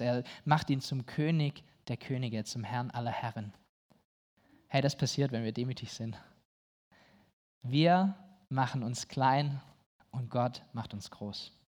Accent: Germany

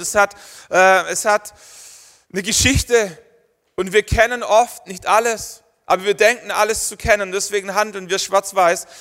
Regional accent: Germany; Wir sind Deutsche

